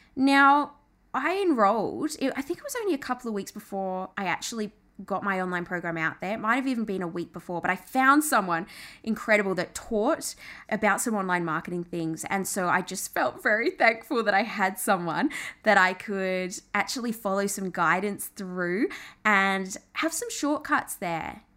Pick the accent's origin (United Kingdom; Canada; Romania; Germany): United Kingdom; England; now in Australia; I'm Australian, although I did grow up in England, but moved to Australia, half Australian, my mum's Aussie